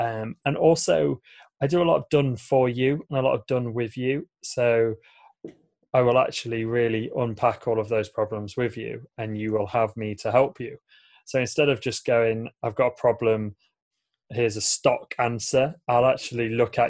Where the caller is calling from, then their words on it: Lincoln, East Midlands, United Kingdom; So I'm tuning in from a city called Lincoln in the UK. It's probably about 2.5 hours drive north of London.